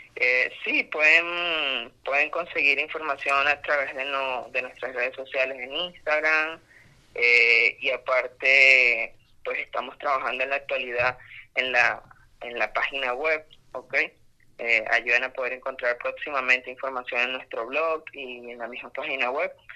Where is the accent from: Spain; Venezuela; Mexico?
Venezuela; Amazonas; soy oriundo, del Estado Amazonas